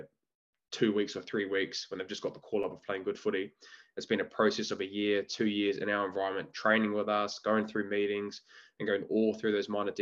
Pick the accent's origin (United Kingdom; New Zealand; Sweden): New Zealand; Auckland; I was born and bred in Auckland